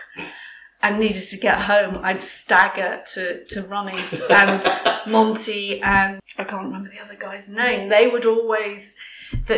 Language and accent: English; England, United Kingdom; I am English because I was born here and I grew up here